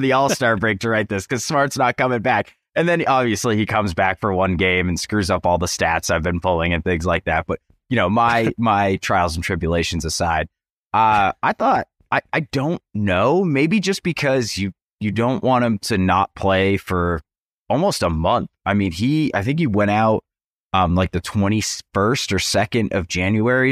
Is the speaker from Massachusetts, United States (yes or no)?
yes; Western Massachusetts, United States; now in Morgantown, United States; I'm from Western Massachusetts